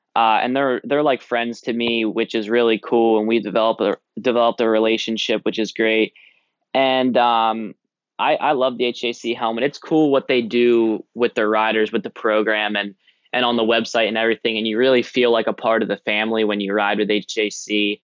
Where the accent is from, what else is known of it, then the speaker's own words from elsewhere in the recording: Blueberry Capital, New Jersey, United States; me and Maz, we're from the Blueberry Capital